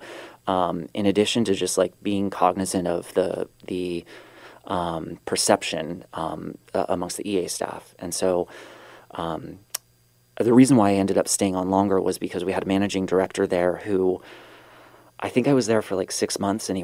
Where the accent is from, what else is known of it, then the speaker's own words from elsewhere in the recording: California, United States; moved away as an adult; also born or lived in New York / South Africa; I'm not South African. I am born in California